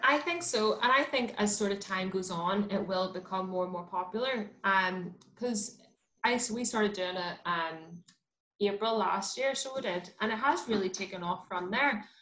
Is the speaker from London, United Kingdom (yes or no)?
no; Belfast, Northern Ireland, United Kingdom; I'm like from West Belfast, like the um, like Anderson's town, like Andy town